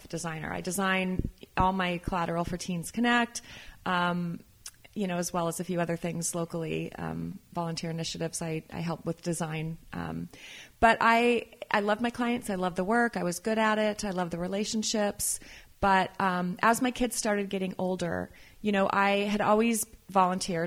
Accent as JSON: {"language": "English", "region": "California", "country": "United States", "tie": "born or raised there", "also_born_or_lived": "Idaho / Los Angeles, California / Berkeley, California", "said": "I was born and raised in California, but I was living up in Idaho"}